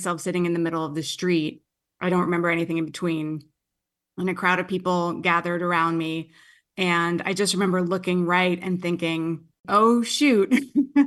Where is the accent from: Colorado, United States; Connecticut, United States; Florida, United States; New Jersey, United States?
New Jersey, United States; moved away as an adult; also born or lived in Queens, New York; now in California, United States; I'm from Jersey. I was born in Queens